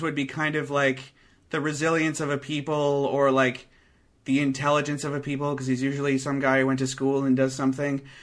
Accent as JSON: {"language": "English", "country": "Canada", "said": "being from Canada"}